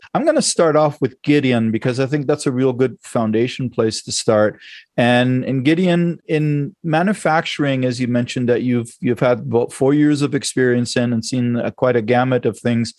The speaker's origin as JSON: {"language": "English", "country": "Germany", "tie": "born or raised there", "moved": "yes", "said": "I grew up in Germany"}